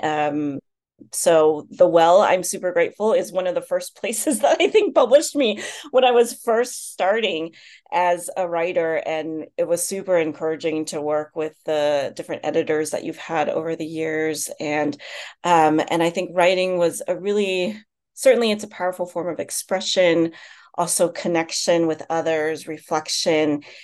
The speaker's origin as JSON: {"language": "English", "country": "United States", "also_born_or_lived": "China", "said": "I'm Chinese American, but China was still very much a foreign country for me"}